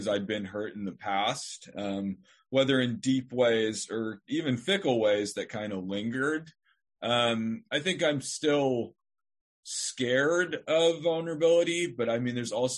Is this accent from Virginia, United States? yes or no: no; Northern Nevada, United States; I'm from Northern Nevada. I mean, I came from a stable family